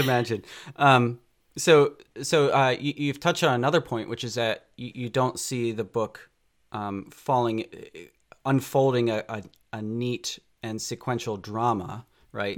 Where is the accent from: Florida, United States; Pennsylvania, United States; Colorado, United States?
Pennsylvania, United States; near Philadelphia; I grew up on the East Coast near Philadelphia